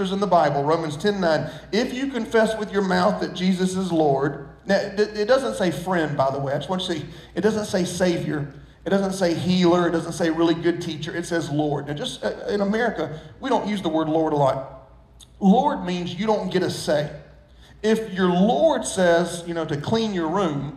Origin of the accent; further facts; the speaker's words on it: Socastee, South Carolina, United States; I grew up in Sockastee